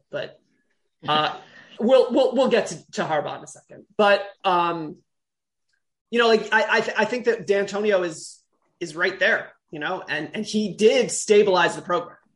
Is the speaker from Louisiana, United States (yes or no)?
no; Detroit, Michigan, United States; we're we're all from from Metro Detroit here.